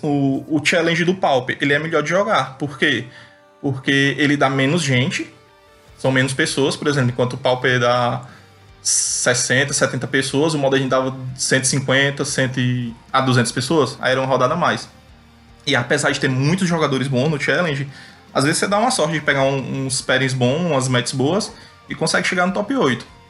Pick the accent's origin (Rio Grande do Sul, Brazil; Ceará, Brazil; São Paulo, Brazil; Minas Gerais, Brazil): Ceará, Brazil; Fortaleza; sou de Fortaleza, Ceará.